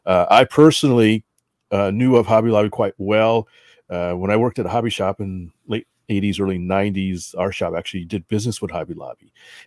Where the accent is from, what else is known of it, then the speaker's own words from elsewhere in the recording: New England, United States; I'm a Yankee boy. I grew up in New England.